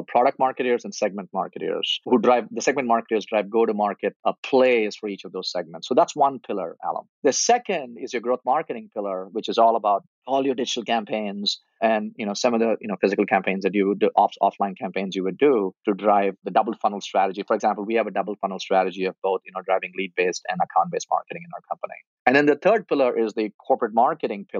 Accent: India; moved away; I grew up in India, and my dad died early in my life when I was 15

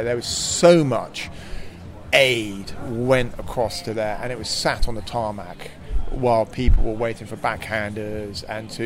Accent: Slough, South East England, United Kingdom; I grew up just outside Slough

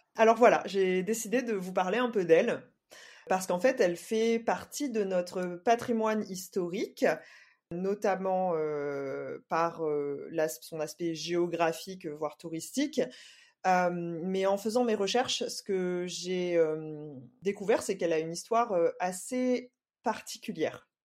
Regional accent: Saint-Denis, Réunion, France; si on est de Saint-Denis en tout cas, moi c'est mon cas

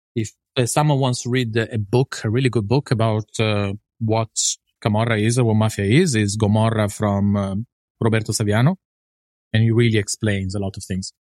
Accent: northern Italy, Italy; moved away; I was raised in Italy

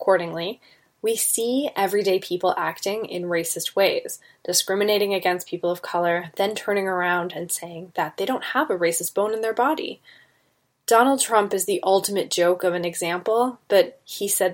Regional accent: Canada; I'm a Canadian, born and raised

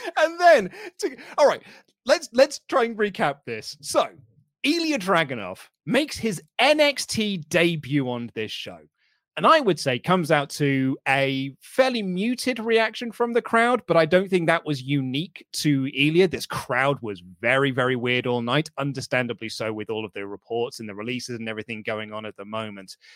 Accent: United Kingdom; I'm a British man

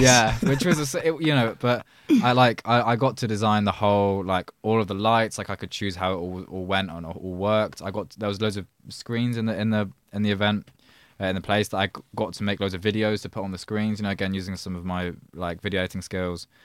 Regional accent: a village outside Oxford, South East England, United Kingdom; but I grew up in Oxford. Well, I grew up, I say Oxford is some village outside of Oxford

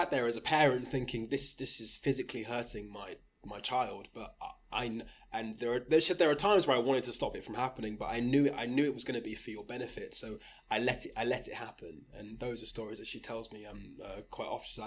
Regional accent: Rugby, West Midlands, United Kingdom; Now I, I was born in Rugby went to school in Rugby

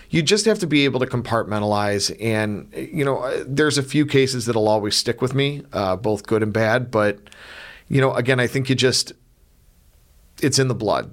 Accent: North Olmsted, Ohio, United States; I grew up in North Olmsted

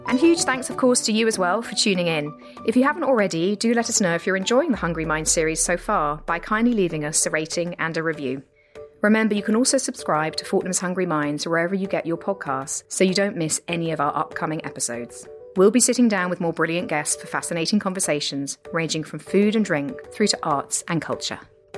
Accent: United Kingdom; as a British person

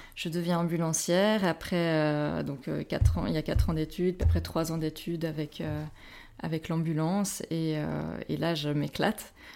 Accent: Switzerland; ambulancière chez nous, en Suisse

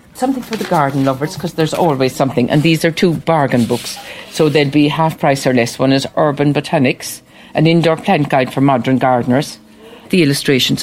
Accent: Macroom, Munster, Ireland; I'm from Macroom

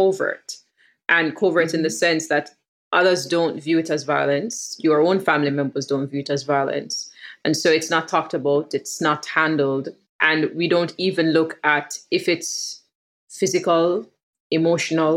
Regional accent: Jamaica; a millennial Jamaican woman living in Kingston

